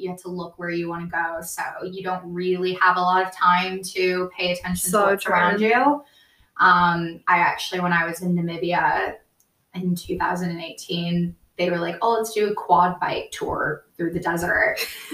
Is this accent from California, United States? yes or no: yes; California, United States; I'm from California